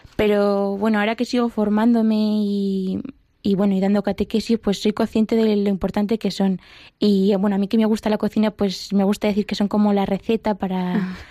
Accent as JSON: {"language": "Spanish", "town": "Mota del Cuervo", "region": "Castilla-La Mancha", "country": "Spain", "moved": "as an adult", "lives_now": "Madrid, Spain", "said": "yo soy de, Mota del Cuervo, que es un pueblo de, la cuenca manchega"}